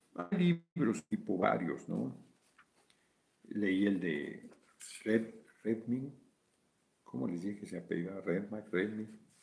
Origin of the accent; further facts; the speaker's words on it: Mexico City, Mexico; Soy del DF, nací en el DF, en la colonia Guerrero